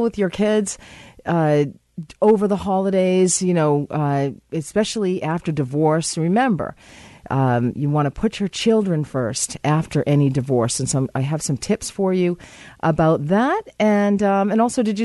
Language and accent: English; Ireland; we're both Irish